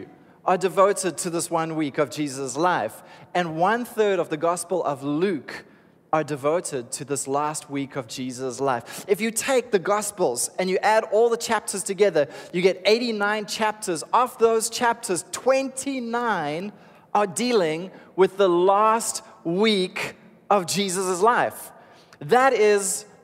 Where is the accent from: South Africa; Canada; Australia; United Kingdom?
South Africa; Cape Town, Western Cape; I was raised in Cape Town, so this for me is home